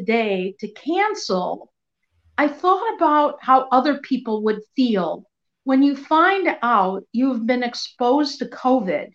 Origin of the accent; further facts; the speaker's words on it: Skokie, Illinois, United States; growing up in Skokie, we had a lot of Holocaust survivors.